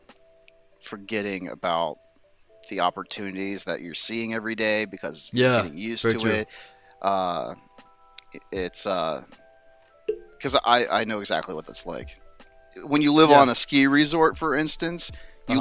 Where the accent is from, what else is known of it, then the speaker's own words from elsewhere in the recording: United States; I'm American